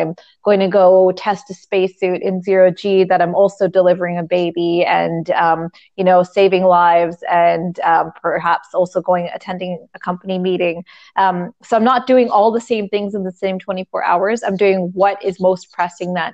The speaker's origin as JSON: {"language": "English", "country": "Canada", "said": "I'm Canadian."}